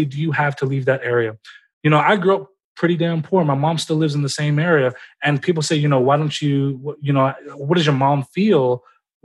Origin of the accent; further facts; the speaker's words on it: Memphis, Tennessee, United States; I'm from Memphis, Tennessee